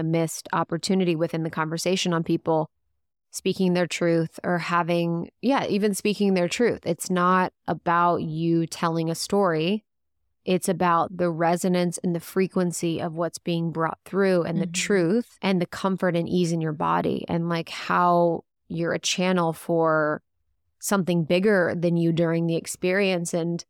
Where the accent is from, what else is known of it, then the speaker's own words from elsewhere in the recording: Ohio, United States; I'd lived in Chicago. I'm from the Midwest, from Ohio. So my voice was totally different.